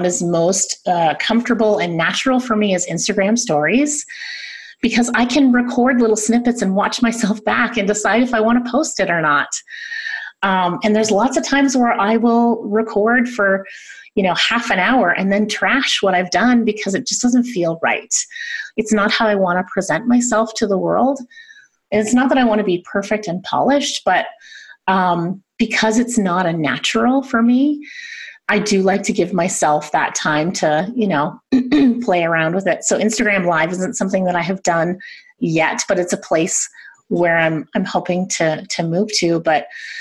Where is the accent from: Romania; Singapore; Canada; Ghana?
Canada; I'm Canadian